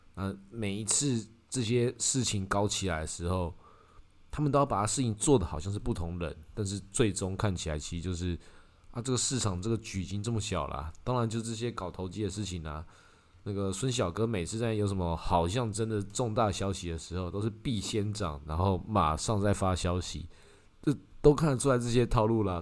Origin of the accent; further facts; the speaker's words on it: Taiwan; 至少以我们台湾人体感